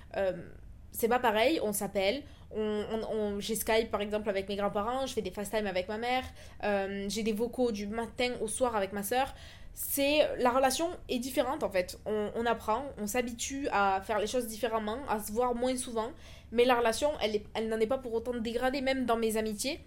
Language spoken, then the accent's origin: French; France; moved away as an adult; also born or lived in Toulouse; now in Dubai, United Arab Emirates; Ça fait maintenant trois ans que j'ai quitté la France